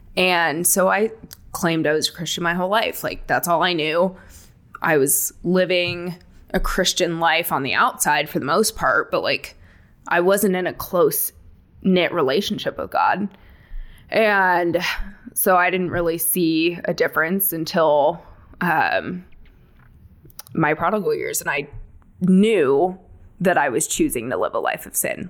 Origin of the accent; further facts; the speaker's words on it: Palm Springs, California, United States; moved away; I am originally from the Palm Springs area, California. So basically, moved one desert to the other.